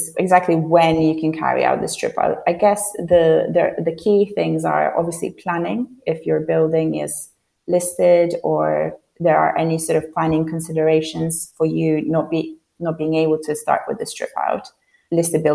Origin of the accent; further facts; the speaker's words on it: Poland; English is a second language; moved away as an adult; now in London, United Kingdom; I'm originally from Poland, and when I moved to London when I was 18